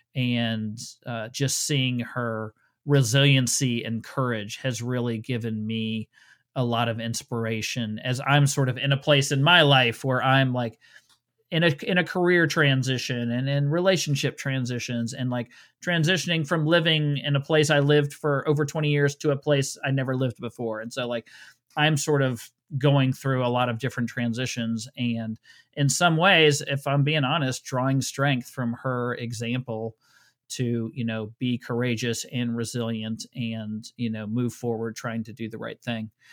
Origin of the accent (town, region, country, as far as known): Cincinnati, Ohio, United States; now in Georgia, United States